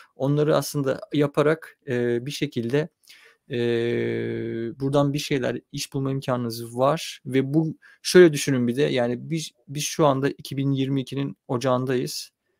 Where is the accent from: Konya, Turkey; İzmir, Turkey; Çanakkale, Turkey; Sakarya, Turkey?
Çanakkale, Turkey; ben Çanakkale'de büyüdüm